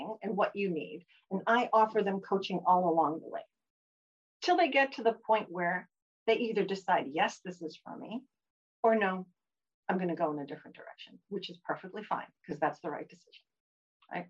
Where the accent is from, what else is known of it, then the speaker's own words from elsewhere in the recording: Massachusetts, United States; moved away as an adult; also born or lived in New York / Chicago; now in Cape Cod, United States; I had, you know, grown up in the Massachusetts area